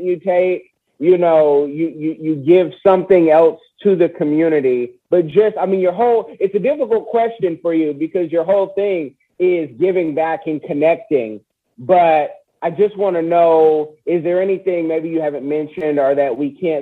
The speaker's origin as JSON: {"language": "English", "country": "United States", "said": "As an American"}